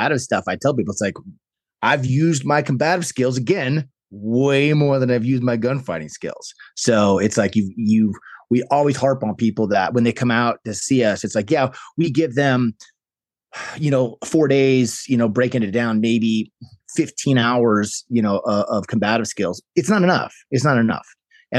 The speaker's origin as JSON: {"language": "English", "town": "Chicago", "region": "Illinois", "country": "United States", "tie": "born or raised there", "moved": "as an adult", "lives_now": "New Mexico, United States", "said": "I grew up in Chicago, Illinois"}